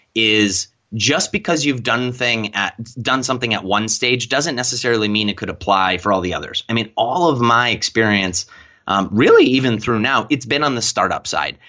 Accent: Lakewood, Ohio, United States; my hometown of Lakewood, Ohio.

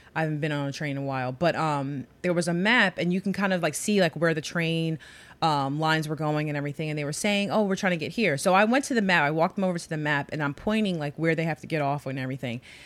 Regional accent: New York City, New York, United States; growing up in New York

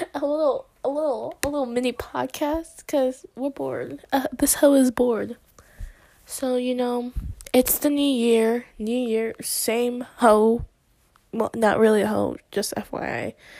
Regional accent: United States; I was born in America, but like, oh yeah, I am American

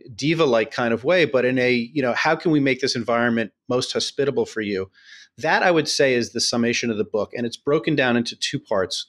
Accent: New York City, New York, United States; we're both born and raised in New York City.

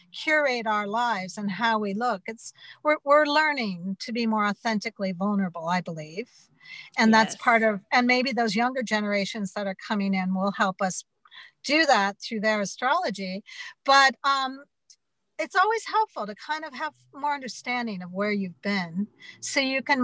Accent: Butte, Montana, United States; I'm from Butte, Montana, and I'm Irish-American

